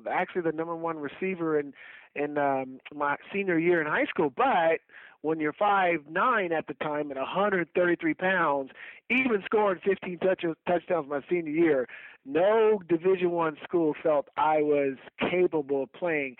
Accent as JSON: {"language": "English", "town": "Portland", "region": "Oregon", "country": "United States", "tie": "born or raised there", "said": "I was, like I said, born and raised in Northeast Portland"}